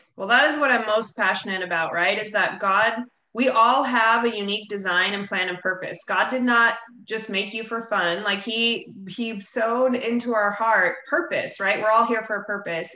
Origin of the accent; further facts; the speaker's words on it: Bonita Springs, Florida, United States; here in my hometown, Bonita Springs, Florida.